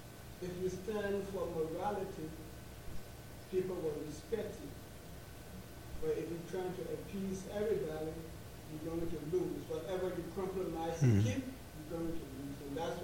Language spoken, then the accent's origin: English; Liberia